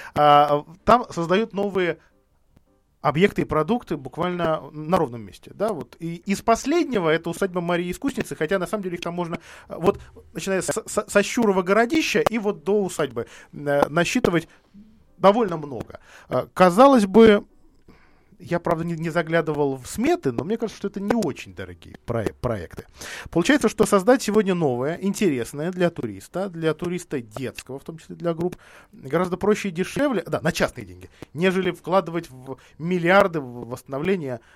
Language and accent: Russian; Vladimir, Vladimir Oblast, Russia; я из, из Владимира